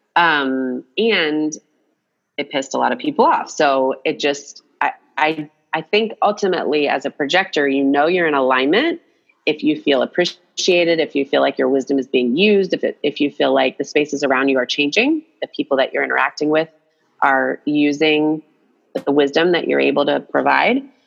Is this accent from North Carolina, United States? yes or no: no; Atlanta, Georgia, United States; I grew up in Atlanta, Georgia.